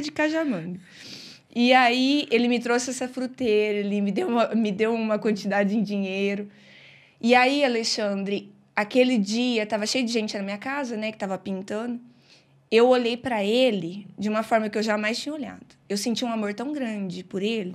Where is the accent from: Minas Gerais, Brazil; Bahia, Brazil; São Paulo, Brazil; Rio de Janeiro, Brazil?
São Paulo, Brazil; Brodowski; sou de Brodowski mesmo, né? Nasci aqui